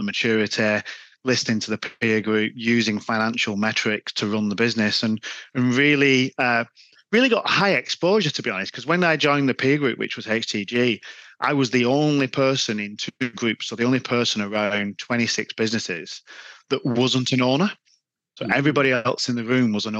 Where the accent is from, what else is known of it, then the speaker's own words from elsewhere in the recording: Wigan, North West England, United Kingdom; accent: Wigan; Yeah, I am from Wigan. Yeah, I mean, you can't hide the Wigan accent.